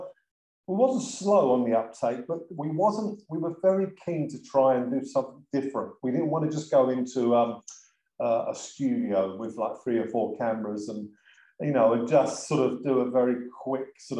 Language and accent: English; London, United Kingdom; I'm from South London